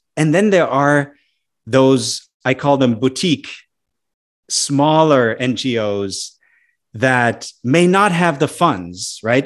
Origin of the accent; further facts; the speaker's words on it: Germany; moved away as an adult; now in United States; I'm an immigrant myself to the U S, right? At some point, I might go back to my home country. And in any event, I'm always connected back to Germany